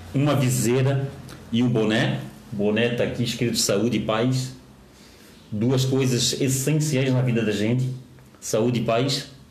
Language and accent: Portuguese; Florianópolis, Santa Catarina, Brazil; eu tenho orgulho de ser de Florianópolis, eu tenho orgulho de ter vindo aqui do Saco Grande 1, que hoje é João Paulo